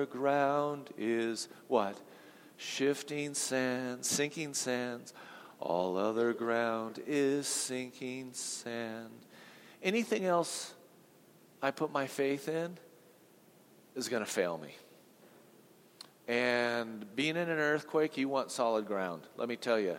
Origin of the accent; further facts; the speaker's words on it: Southern California, United States; I grew up in Southern California